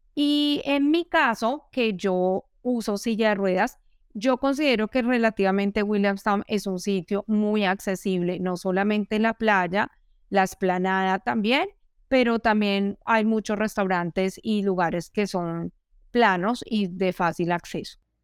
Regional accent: Bogotá, Colombia; moved away as an adult; now in Melbourne, Australia; Yo vengo de la capital de Colombia, de Bogotá

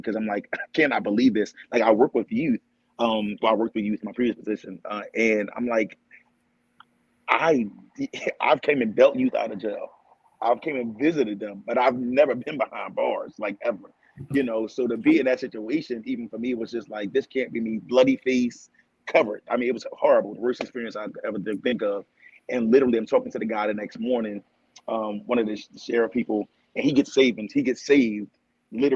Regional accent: Philadelphia, Pennsylvania, United States; born or raised there

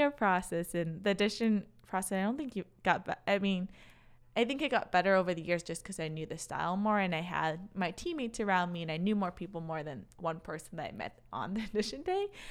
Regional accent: Racine, Wisconsin, United States; accent: Wisconsin; also born or lived in Chicago; I grew up in a city called Racine, so right in between Milwaukee and Chicago

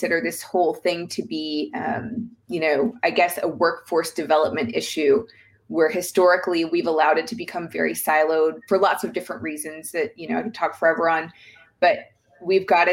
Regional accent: the South, United States; I'm from the South

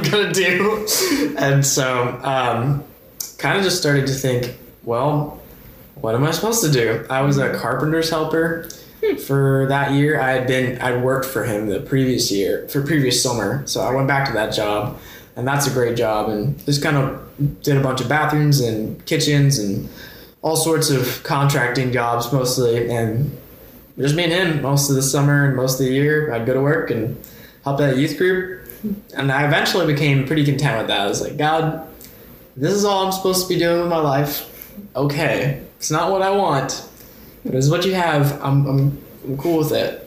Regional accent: New Jersey, United States; moved away as an adult; also born or lived in Massachusetts; now in Mississippi, United States; I'm from New Jersey. I was born there. I lived there for 18 years, and then I went to college in Massachusetts

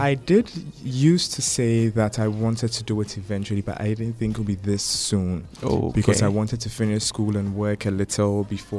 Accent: Accra, Greater Accra, Ghana; I grew up in Tesano with my family. I was raised by my parents. I lived with my siblings. I still live with them.

